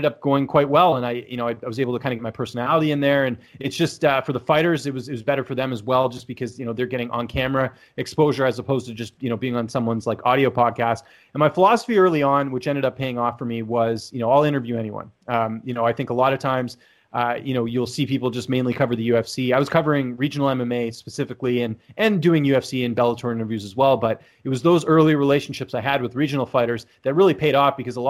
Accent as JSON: {"language": "English", "town": "Vancouver", "region": "British Columbia", "country": "Canada", "tie": "born or raised there", "said": "I'm from Canada, actually from Vancouver, born and raised there"}